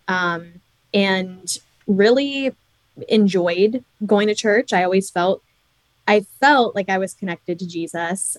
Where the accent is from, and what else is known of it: New York, United States; born or raised there